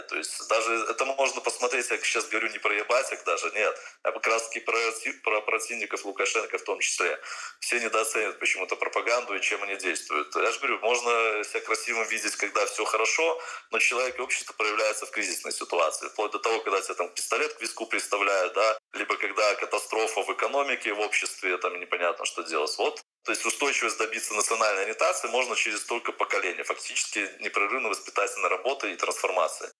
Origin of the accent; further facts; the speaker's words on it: Belarus